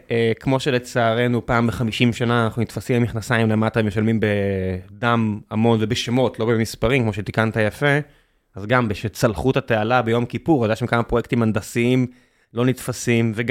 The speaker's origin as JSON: {"language": "Hebrew", "town": "Beersheba", "region": "Southern District", "country": "Israel", "tie": "born or raised there", "said": "אני גדלתי בבאר שבע."}